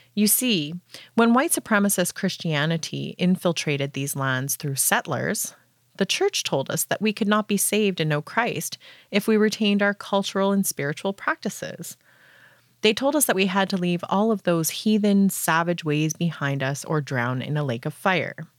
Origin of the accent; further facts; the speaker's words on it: Canada; I'm from Paneemutang First Nation in Treaty Two territory